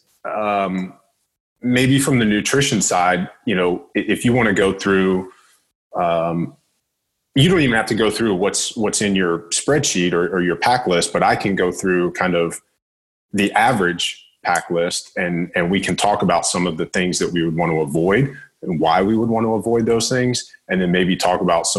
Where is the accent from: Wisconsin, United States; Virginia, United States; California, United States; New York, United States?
Virginia, United States; I'm from Virginia.